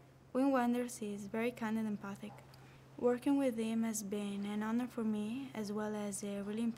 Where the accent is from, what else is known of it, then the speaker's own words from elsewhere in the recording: Vico Equense, Campania, Italy; I'm from Vicaguense, a little town near Sorrento.